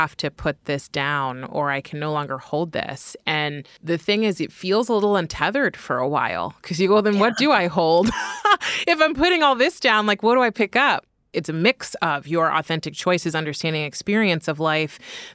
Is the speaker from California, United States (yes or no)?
yes; California, United States; moved away as an adult; also born or lived in San Francisco; now in New York, United States; I'm from California